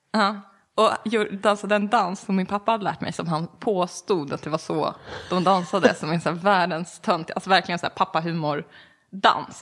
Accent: Enhörna, Stockholm County, Sweden; moved away; jag kommer ifrån Enhörna. Från början, utanför Södertälje

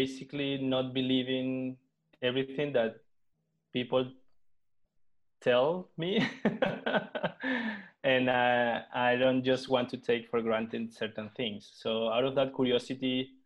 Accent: Venezuela; moved away as an adult; now in Barcelona, Spain; I was born and raised in Venezuela, but I have a mixed background

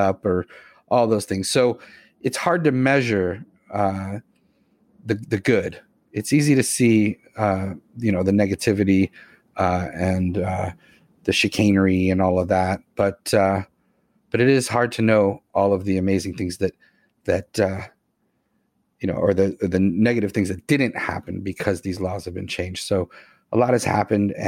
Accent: Boston, Massachusetts, United States; growing up in Boston area

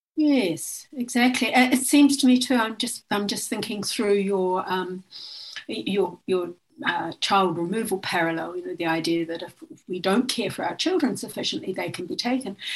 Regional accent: New Zealand; now in Australia; I'm from Aotearoa New Zealand um, and I am of uh, Maori ancestry

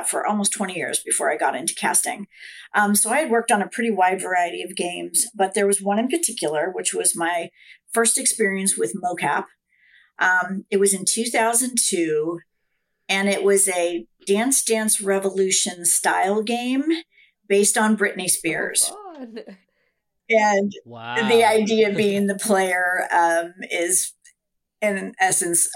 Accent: just outside of Sacramento, Northern California, United States; also born or lived in Seattle; now in Los Angeles, United States; although I was born in Seattle, I grew up in Northern California, just outside of Sacramento. But I've been in Los Angeles almost as long as I haven't.

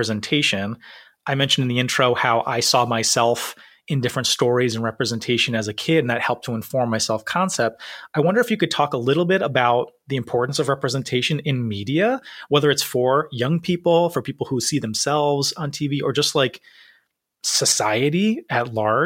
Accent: Rhode Island, United States; I wonder how white Rhode Island is, because that's my home state

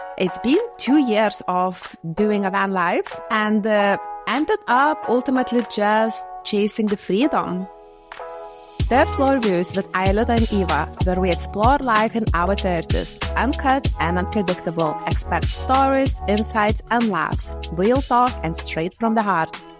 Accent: Lithuania; moved away as an adult; also born or lived in United Kingdom; I'm from Lithuania and I moved in the U K in my early twenties.

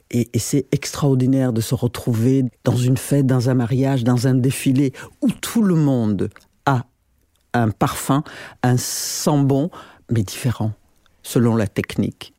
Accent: Burundi; moved away; also born or lived in Paris, France; quand j'ai quitté le Burundi après l'assassinat de mon père. Euh, en 70

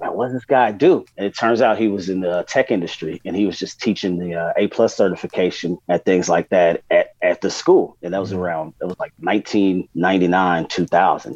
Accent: San Diego, California, United States; growing up in San Diego

